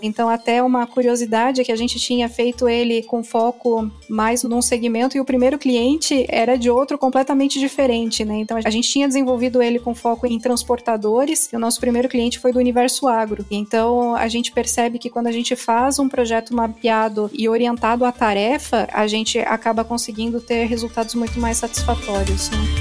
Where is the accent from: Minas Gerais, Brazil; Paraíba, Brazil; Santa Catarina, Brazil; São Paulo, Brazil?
Santa Catarina, Brazil; Joinville; Eu sou aqui de Joinville